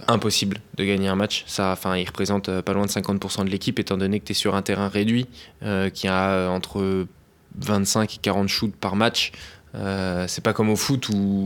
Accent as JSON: {"language": "French", "town": "Boulogne-Billancourt", "region": "Île-de-France", "country": "France", "tie": "born or raised there", "said": "j'ai commencé à Boulogne, Biancourt, c'est là où j'ai grandi"}